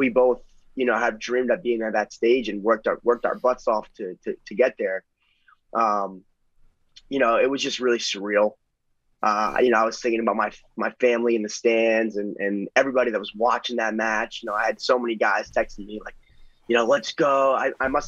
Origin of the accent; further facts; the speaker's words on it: New Jersey, United States; we're both born and bred in North Jersey